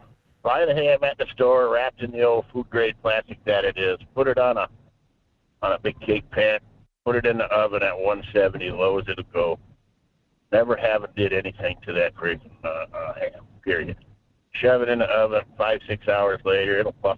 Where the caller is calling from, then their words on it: Fairbanks, Alaska, United States; Yeah, good morning. … here in Fairbanks.